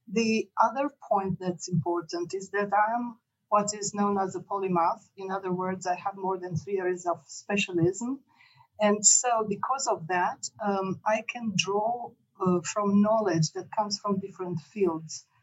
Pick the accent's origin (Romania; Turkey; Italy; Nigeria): Romania; born there; moved away; whilst I was born in Romania, in fact, I spent many decades outside Romania and I lived in six countries